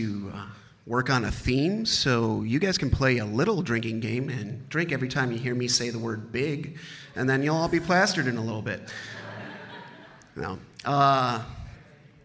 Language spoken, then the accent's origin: English; Baraboo, Wisconsin, United States; I grew up in Baraboo, Wisconsin